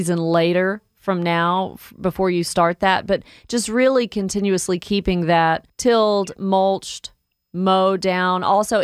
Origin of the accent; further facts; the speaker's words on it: Woodstock, Georgia, United States; accent: Southern twang; I grew up in Woodstock, so almost have the Southern twang.